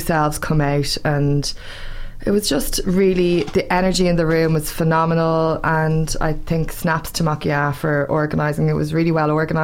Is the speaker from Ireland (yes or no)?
yes; Ireland; as Irish people